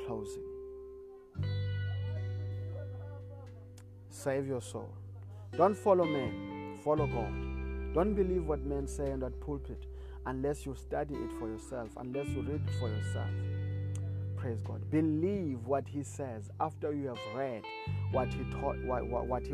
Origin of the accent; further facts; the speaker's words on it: South Africa; I come from South Africa.